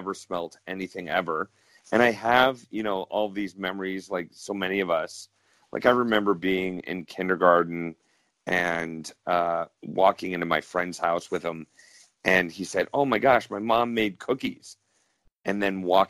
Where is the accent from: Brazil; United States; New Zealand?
United States; Cleveland, Ohio; moved away as an adult; now in Canada; I grew up in Cleveland, Ohio, and I was born to a Canadian mother and an American father. And after high school, I moved to Canada, and now I live up in Canada